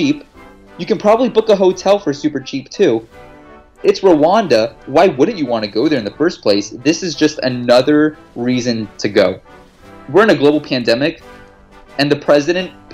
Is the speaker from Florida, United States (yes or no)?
yes; Miami, Florida, United States; we're from Miami